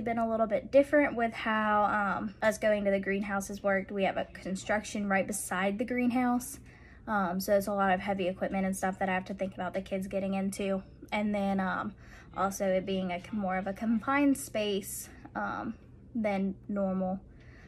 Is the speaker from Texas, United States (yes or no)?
no; Warner Robins, Georgia, United States; now in Monroe County, United States; I'm originally from Warner Robins. I went to Housing County High School